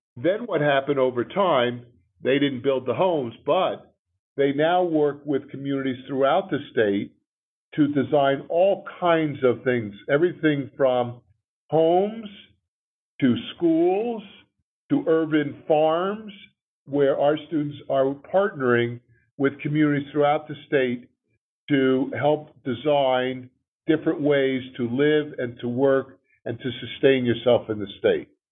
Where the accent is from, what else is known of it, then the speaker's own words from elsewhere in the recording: New Jersey, United States; moved away; also born or lived in New Orleans; I was born and raised in Jersey